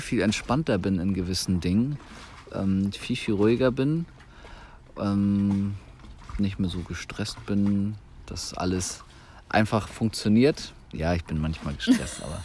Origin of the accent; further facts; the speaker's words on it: Germany; wir hier als Deutsche